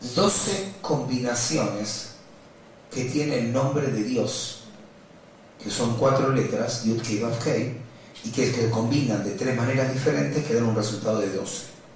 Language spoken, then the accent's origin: Spanish; Buenos Aires, Argentina; Yo cuando nací, de chiquito, vivía en Villa Crespo y venía al club de Maccabi en Tucumán